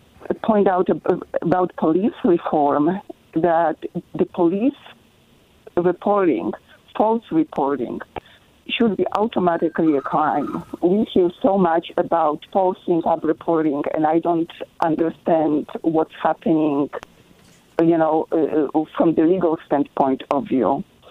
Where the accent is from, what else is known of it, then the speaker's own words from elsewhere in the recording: Poland; moved away as an adult; now in Vancouver, Washington, United States; Originally, I'm from Poland, and I'm here over 40 years.